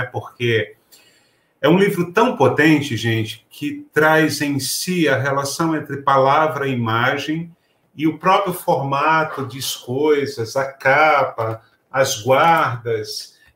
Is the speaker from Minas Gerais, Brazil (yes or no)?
no; Pernambuco, Brazil; moved away as an adult; now in São Paulo, Brazil; Eu saí de Pernambuco aos 25 anos. E quando eu cheguei em São Paulo, eu enfrentei uma dura realidade que foi inclusive do mercado de trabalho me cobrando que eu modificasse o meu sotaque.